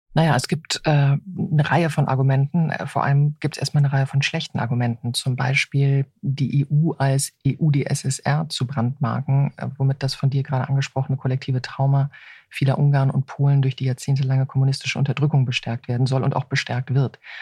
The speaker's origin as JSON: {"language": "German", "country": "Germany", "said": "als Deutsche"}